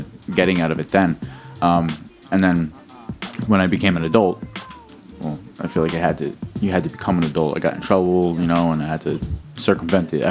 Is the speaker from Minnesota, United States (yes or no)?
no; Newark, New Jersey, United States; also born or lived in Bloomfield / Belleville / Secaucus / Toms River; Now that I'm over 30, most of my years in Newark.